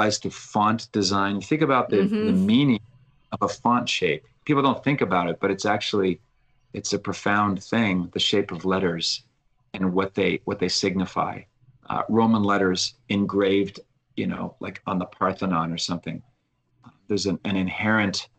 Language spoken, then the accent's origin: English; Halifax, Nova Scotia, Canada; my hometown of Halifax.